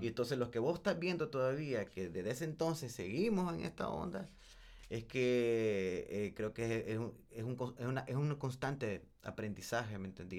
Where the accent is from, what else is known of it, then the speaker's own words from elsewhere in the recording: Nicaragua; also born or lived in El Salvador; yo no nací aquí, loco